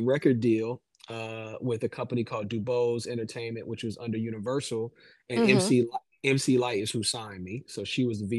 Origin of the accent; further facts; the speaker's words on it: Durham, North Carolina, United States; my hometown of Durham.